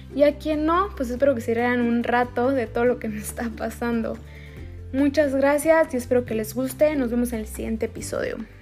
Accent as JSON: {"language": "Spanish", "region": "Sonora", "country": "Mexico", "also_born_or_lived": "Querétaro", "moved": "as an adult", "said": "Yo soy de Sonora"}